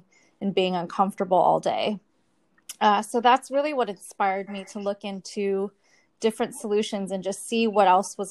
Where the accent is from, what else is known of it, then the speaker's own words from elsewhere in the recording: California, United States; moved away as an adult; also born or lived in Japan; now in Singapore; I'm natively from the United States, from California, but now living in Singapore